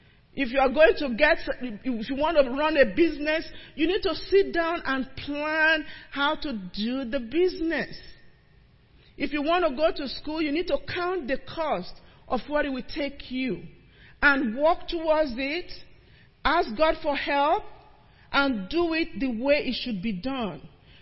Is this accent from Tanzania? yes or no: no; Nigeria; moved away as an adult; now in United States; When I came from Nigeria, already had a degree, decided I was going to be in this field